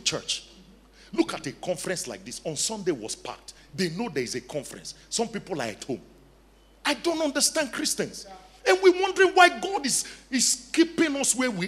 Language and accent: English; Nigeria; now in South Africa; I'm Nigerian